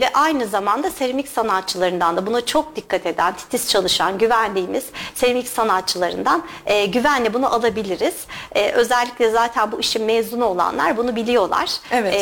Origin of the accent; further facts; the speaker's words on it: İzmir, Turkey; moved away as an adult; also born or lived in United States; now in Kayseri, Turkey; Aslen İzmirliyim.